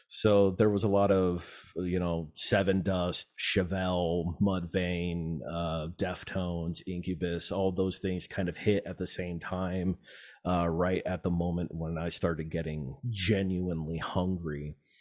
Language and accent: English; Antelope Valley, California, United States; I'm a desert rat, kinda born and raised in the Yellow Valley